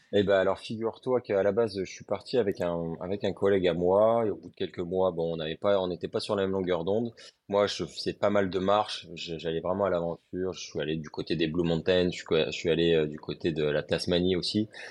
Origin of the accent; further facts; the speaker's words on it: Lille, Hauts-de-France, France; now in Montpellier, France; je suis originaire de Lille.